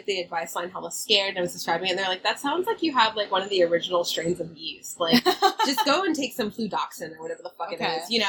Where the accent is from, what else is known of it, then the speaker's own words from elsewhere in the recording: the Bay Area, California, United States; we're from the Bay.